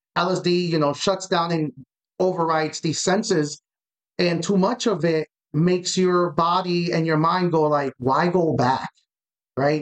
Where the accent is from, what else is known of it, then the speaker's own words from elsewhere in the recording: Miami, Florida, United States; I'm from Miami